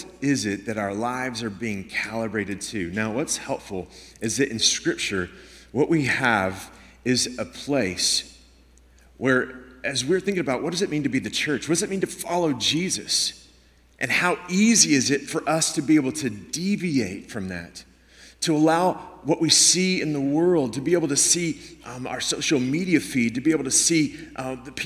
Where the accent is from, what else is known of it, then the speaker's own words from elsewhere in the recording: Houston, Texas, United States; moved away as an adult; now in Washington State, United States; I grew up in Houston